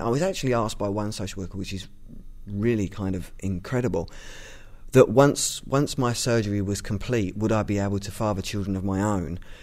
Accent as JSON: {"language": "English", "region": "London", "country": "United Kingdom", "said": "I'm from East London"}